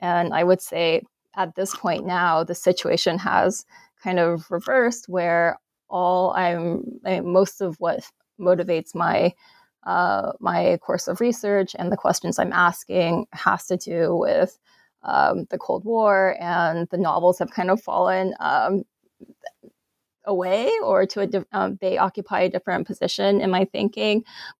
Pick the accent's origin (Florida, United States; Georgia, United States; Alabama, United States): Alabama, United States; I grew up in Alabama, and I really wasn't that aware of what it meant to be Asian American